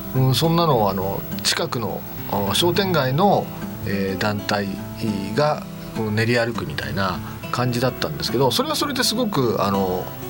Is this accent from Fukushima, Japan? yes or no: no; Kodaira, Tokyo, Japan; 私あのもともと花子金井の生まれ育ちなんですけど